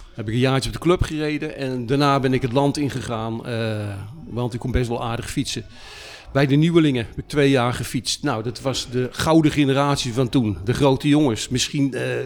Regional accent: Utrecht, Netherlands; ik ben afkomstig uit Utrecht

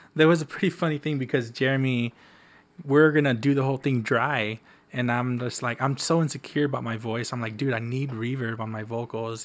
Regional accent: the Valley, South Texas, United States; moved away as an adult; now in Austin, United States; It's it's my hometown, so I feel pretty safe

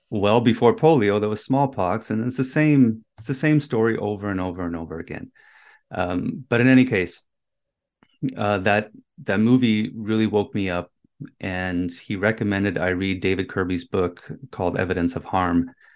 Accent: Germany; moved away; I was born in Germany

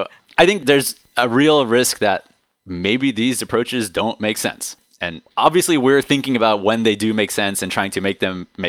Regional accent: Silicon Valley, California, United States; now in New York City, United States; I was born and raised in Silicon Valley

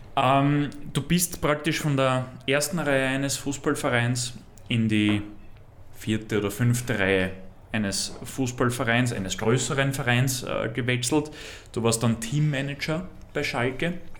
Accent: near Untersiebenbrunn, Lower Austria, Austria; ich komme ursprünglich ganz aus der Nähe

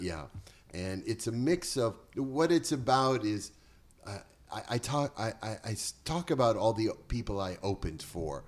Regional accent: Boston, Massachusetts, United States; also born or lived in Chelsea, Massachusetts; now in Bel Air, United States; I was born in Boston, raised in the projects

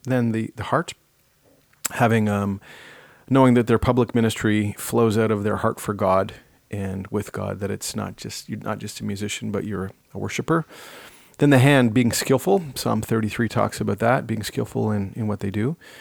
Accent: Ottawa, Ontario, Canada; growing up in Ottawa

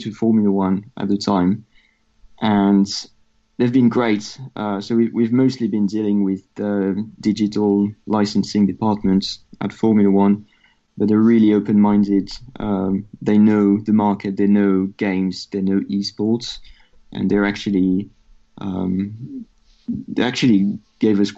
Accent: France; accent: French; English is a second language; moved away; I'm French, as you can hear from my accent

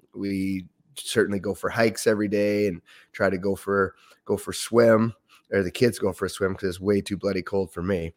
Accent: Ontario, Canada; moved away as an adult; also born or lived in Windsor, Ontario; now in Yukon, Canada; it was a great childhood growing up in Ontario.

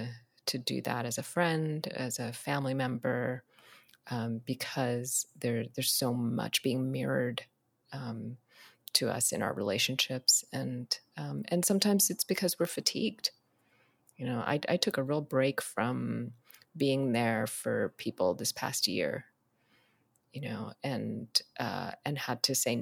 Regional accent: Ethiopia; born there; So, you know, where I come from, I was born in Ethiopia. I'm half Ethiopian, half Eritrean.

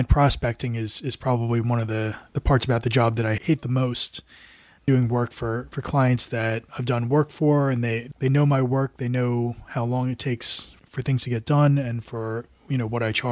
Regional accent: New Jersey, United States; moved away as an adult; also born or lived in Asia / Portland; Originally, I'm from the States and from New Jersey

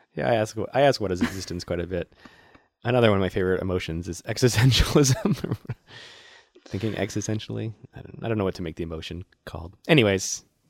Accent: Worcester, Massachusetts, United States; my hometown of Worcester

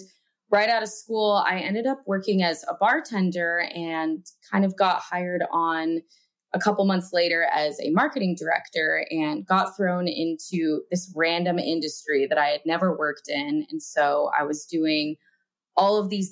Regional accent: Reno, Nevada, United States; I am from Reno, Nevada

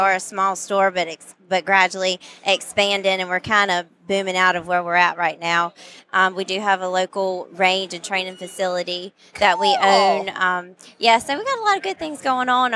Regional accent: North Carolina, United States; I'm from North Carolina

